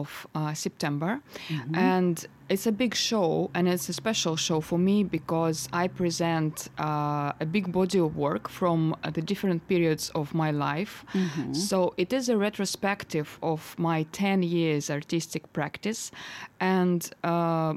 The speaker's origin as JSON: {"language": "English", "town": "Novosibirsk", "region": "Novosibirsk Oblast", "country": "Russia", "tie": "born or raised there", "second_language": "English", "moved": "as an adult", "lives_now": "London, United Kingdom", "said": "my hometown in Novosibirsk, where I'm originally from."}